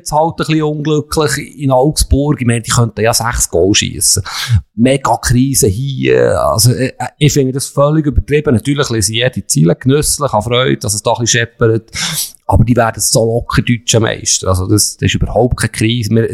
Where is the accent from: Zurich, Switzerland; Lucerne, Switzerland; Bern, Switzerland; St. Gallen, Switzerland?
Bern, Switzerland; für mich als Berner.